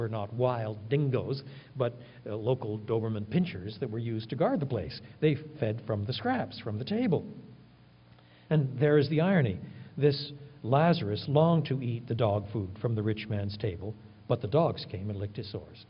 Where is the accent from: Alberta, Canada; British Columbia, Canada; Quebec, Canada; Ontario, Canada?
Quebec, Canada; I was brought up in French Canada